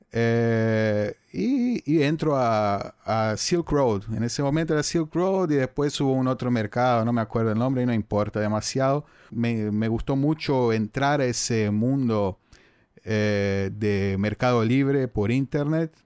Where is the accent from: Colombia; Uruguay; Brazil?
Brazil; accent: Brazilian, Portuguese in Spanish, a bit Cisplatine; Spanish is a second language; tengo el acento brasileño, portugués ahí en español un poco cisplatino